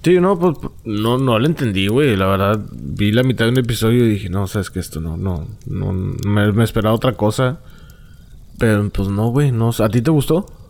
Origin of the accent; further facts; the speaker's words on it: Monterrey, Nuevo León, Mexico; accent: norteño; yo soy norteño y tengo mi manera de hablar curiosa para ellos